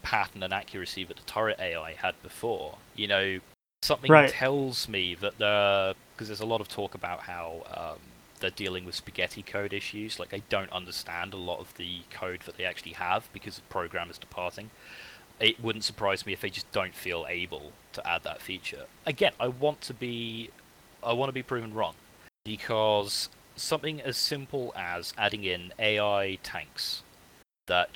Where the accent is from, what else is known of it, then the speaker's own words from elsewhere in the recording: United Kingdom; my country